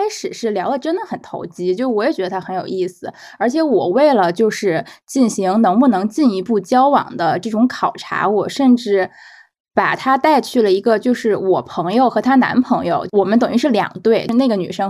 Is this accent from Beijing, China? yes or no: yes; Beijing, China; 因为我们都是北京人嘛，然后我去年项目结束了之后又回北京待了一段时间